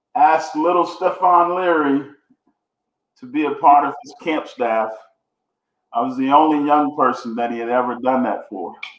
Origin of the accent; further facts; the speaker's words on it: Houston, Texas, United States; I grew up in Houston, Texas, two bedroom apartment with seven siblings